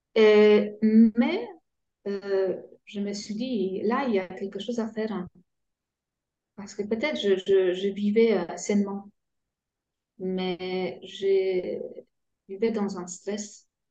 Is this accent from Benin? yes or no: no; Poland; French is a second language; moved away as an adult; now in France; j'ai grandi euh, en Pologne, dans une famille euh, polonaise